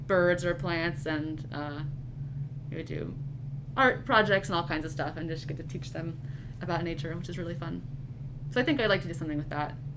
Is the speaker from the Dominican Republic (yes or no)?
no; Hastings, Nebraska, United States; also born or lived in Cambridge, England; I'm from Hastings, Nebraska. I wasn't born there, but I grew up. All of my life that I can remember is from Hastings.